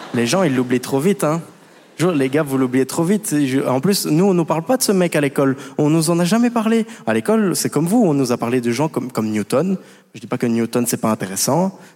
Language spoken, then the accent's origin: French; Belgium; je viens de Belgique